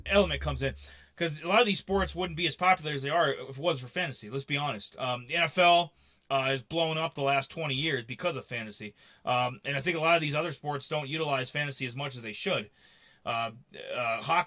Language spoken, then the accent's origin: English; Minnesota or South Dakota, Midwest, United States; I grew up in Minnesota or South Dakota